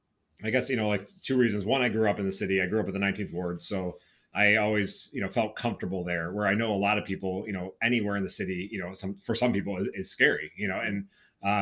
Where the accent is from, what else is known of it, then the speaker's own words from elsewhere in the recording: Rochester, New York, United States; I grew up in Rochester